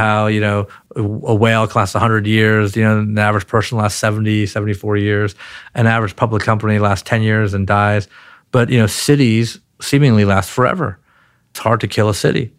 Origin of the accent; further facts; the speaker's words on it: Baltimore, Maryland, United States; also born or lived in Palo Alto, California / Pikesville, Maryland / Mount Washington, Baltimore; So we moved to, uh, to Baltimore, Maryland, and, uh, I grew up in a place called Pikesville for a while, then Mount Washington, and then I went to an inner city public high school in Baltimore